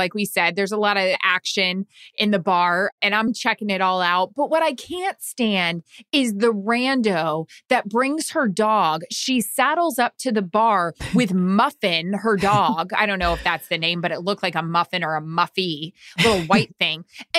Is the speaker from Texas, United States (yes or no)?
no; Orlando, Florida, United States; We're from Orlando.